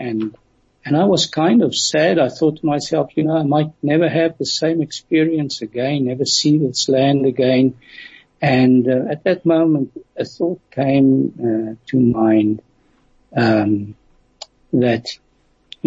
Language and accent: English; South Africa; I'm from South Africa